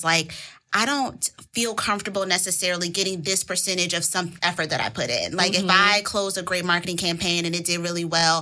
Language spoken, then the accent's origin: English; Washington, District of Columbia, United States; Born and raised in Washington, D.C.